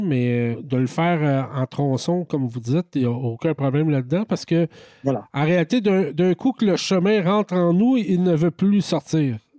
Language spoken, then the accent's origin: French; Quebec, Canada; en tant que Québécois